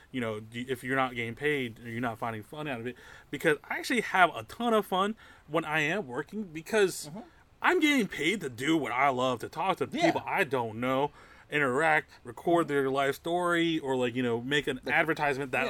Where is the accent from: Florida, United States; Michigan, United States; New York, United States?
New York, United States; I grew up in New York in that skate culture